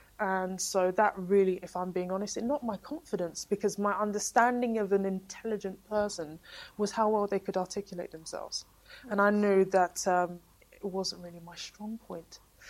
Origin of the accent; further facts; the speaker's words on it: Walthamstow, London, United Kingdom; we were growing up in Walthamstow and in the East End and in the inner city